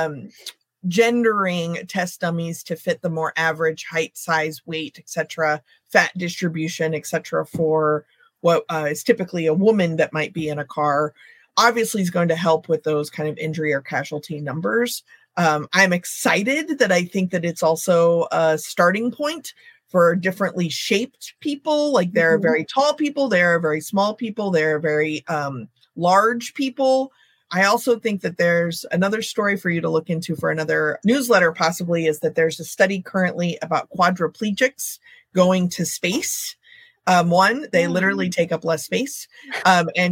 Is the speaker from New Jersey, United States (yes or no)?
no; Texas, United States; now in Northern California, United States; I grew up in Texas originally